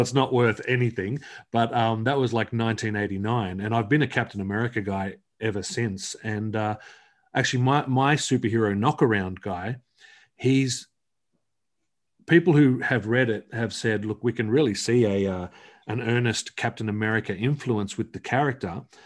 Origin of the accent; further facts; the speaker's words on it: Australia; I'm from Australia